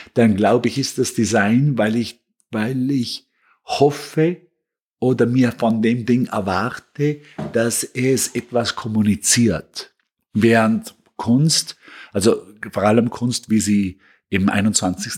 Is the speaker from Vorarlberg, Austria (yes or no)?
yes; Bregenz, Vorarlberg, Austria; moved away as an adult; also born or lived in Vienna; now in New York, United States; ich komme aus Bregenz, das ist am Bodensee eine kleine, schöne, angenehme Stadt, in der sich sehr gut aufwachsen lässt